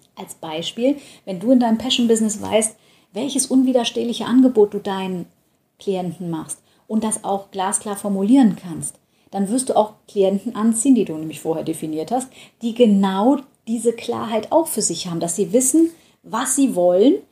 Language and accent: German; Düsseldorf, North Rhine-Westphalia, Germany; Ich komme ja aus Düsseldorf